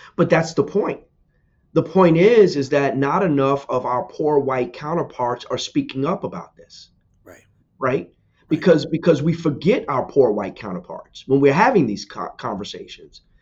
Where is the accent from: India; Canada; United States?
United States; New Jersey; I'm from New Jersey, born and raised.